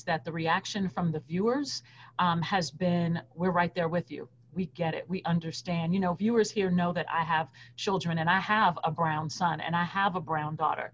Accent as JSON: {"language": "English", "town": "New York City", "region": "New York", "country": "United States", "tie": "born or raised there", "also_born_or_lived": "Fayetteville, Arkansas", "moved": "as an adult", "said": "I was born and raised in New York City"}